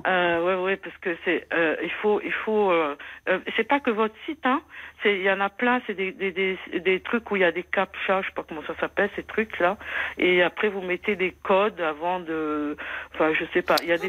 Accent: Moselle, Grand Est, France; je suis de la Moselle

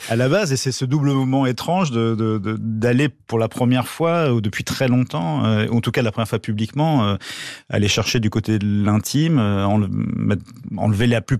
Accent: Draveil, Île-de-France, France; on était dans, le même collège, dans la même ville de banlieue à Draveil, dans l'Essonne

